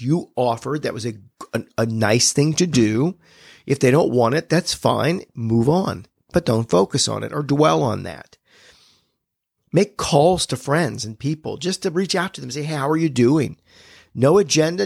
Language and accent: English; United States; I was born in America.